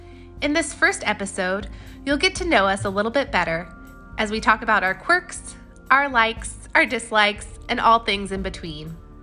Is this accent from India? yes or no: yes; South India, India; now in United States; our childhood growing up in South India. You'll also get to hear more about our lives now in the United States.